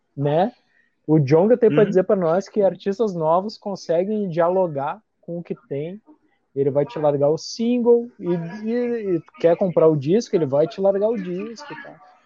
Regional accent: Brazil; eu como brasileiro

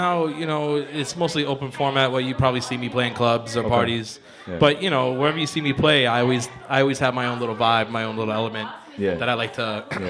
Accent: Buffalo, New York, United States; also born or lived in Dallas, Texas; now in New York City, United States; born and raised in Buffalo, New York, moved to Dallas, Texas, spent most of my time there, then made my way up here.

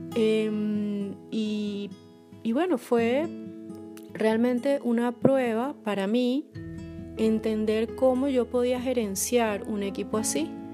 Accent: Caracas, Capital District, Venezuela; moved away as an adult; now in Poland; soy caraqueña, pero vivo en Polonia desde hace poco más de dos años

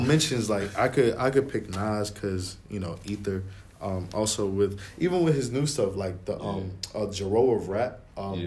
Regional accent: New York, United States; being a New Yorker

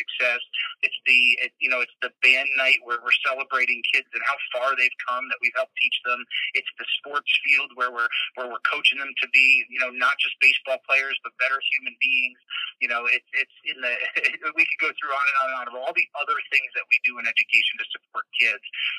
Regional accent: New York, United States; I'm a New Yorker

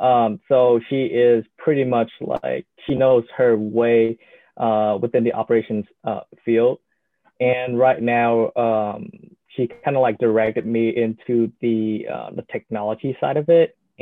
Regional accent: Vietnam; moved away as an adult; now in United States; So I'm originally from Vietnam, and I got to the States probably 4 years ago.

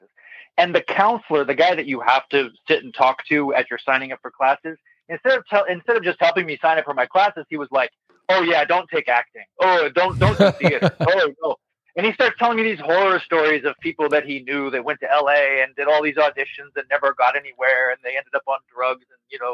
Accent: Monterey, California, United States; moved away as an adult; my hometown of Monterey

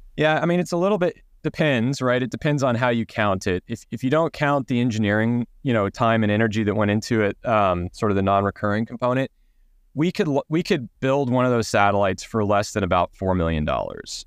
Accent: Texas, United States; I grew up in Texas, so we grew up on a large property

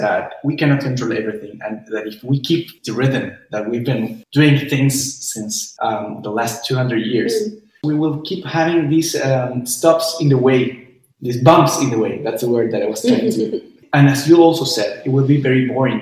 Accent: Chile; we're from Chile. So we're going to be talking about the perspective of two Chileans living

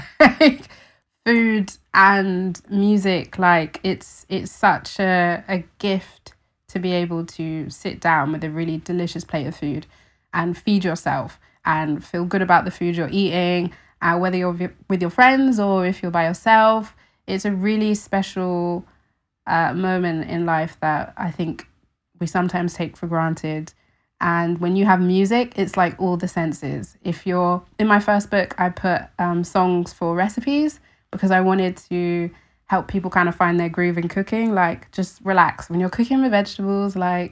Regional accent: London, United Kingdom; I think for me, in growing up in London, in a city, I was very disconnected from where my food came from.

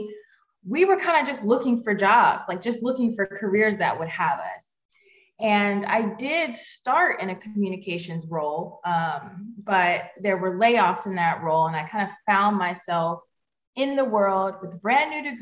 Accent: Atlanta, Georgia, United States; moved away as an adult; I'm from Atlanta, Georgia, in the United States, and I grew up right in the city of Atlanta

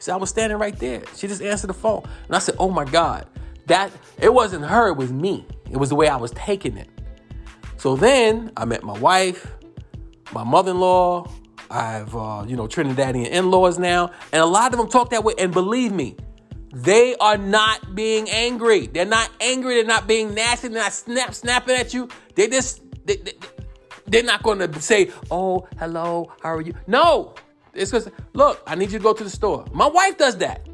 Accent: New York, United States; I'm from New York

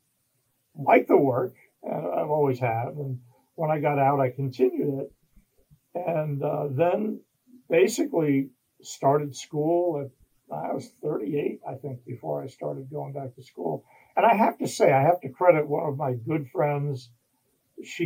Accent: New York, United States; moved away as an adult; also born or lived in Missouri; I was from New York, lived in the city, well, in the city suburbs

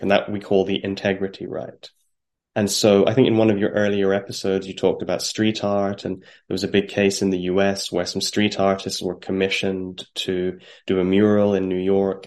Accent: Ireland; now in London, United Kingdom; as an Irishman

